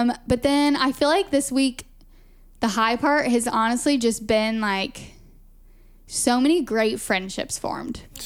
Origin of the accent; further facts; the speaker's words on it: Augusta, Georgia, United States; now in Lisbon, Portugal; we're both from Augusta, Georgia